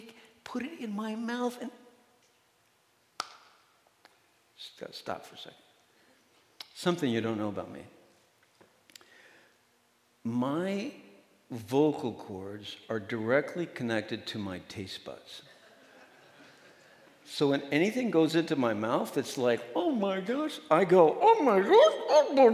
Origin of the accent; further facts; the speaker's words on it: Midwest, United States; now in Madison, United States; I'm from the Midwest. So, you know, I'm Midwest nice